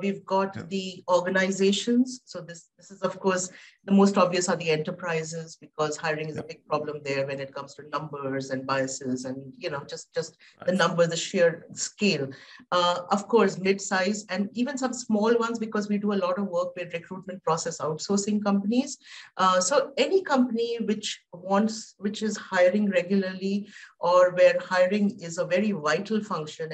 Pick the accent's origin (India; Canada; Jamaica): India; I come from India